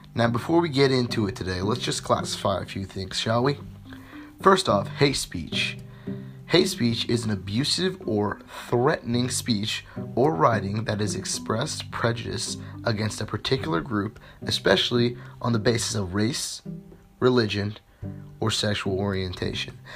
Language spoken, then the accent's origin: English; United States; my rights as an American